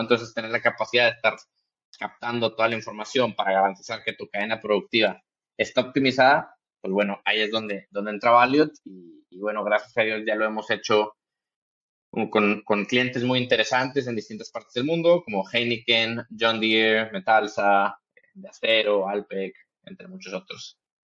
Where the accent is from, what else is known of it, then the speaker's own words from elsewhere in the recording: Monterrey, Nuevo León, Mexico; yo soy de Monterrey, Nuevo León, en México